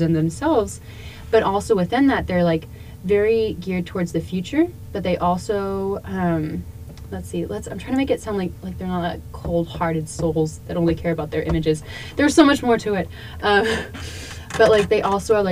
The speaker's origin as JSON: {"language": "English", "region": "Texas", "country": "United States", "said": "I'm from Texas, but still trying to figure out exactly where my Texas roots are"}